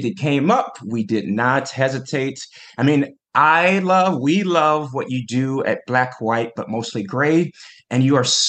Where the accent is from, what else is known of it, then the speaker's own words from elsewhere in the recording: the South, United States; now in New York, United States; growing up in the South